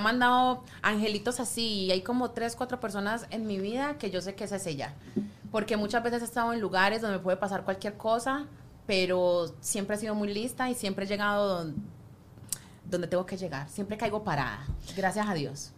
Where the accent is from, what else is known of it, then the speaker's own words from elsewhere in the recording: Colombia; now in United States; colombiana, tú sabes que acá los colombianos